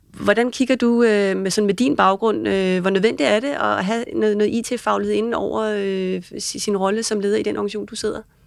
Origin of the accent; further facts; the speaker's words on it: Denmark; som dansker